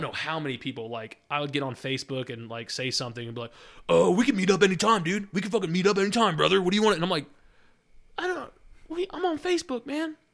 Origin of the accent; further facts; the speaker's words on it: Wisconsin, United States; moved away; I'm from Wisconsin.